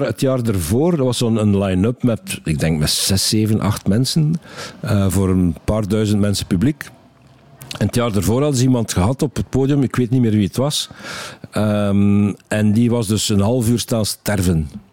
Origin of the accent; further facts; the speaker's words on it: West Flanders, Belgium; accent: West Flemish dialect; ik ben West-Vlaming en in West-Vlaanderen hebben ze nogal uitgesproken dialect.